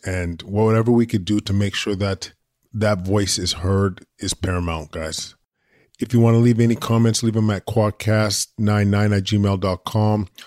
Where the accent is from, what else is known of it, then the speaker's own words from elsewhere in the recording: Alberta, Canada; moved away; I'm originally from Alberta